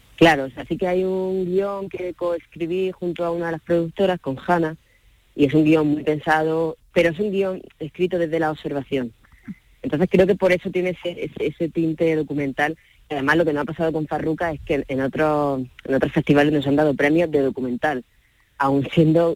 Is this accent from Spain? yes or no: yes; Andalusia, Spain; yo como andaluz